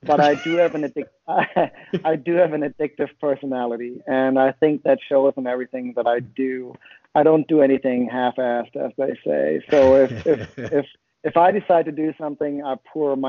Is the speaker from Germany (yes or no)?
yes; Germany; moved away as an adult; now in Huntsville, United States; originally, I'm from near Hamburg, Germany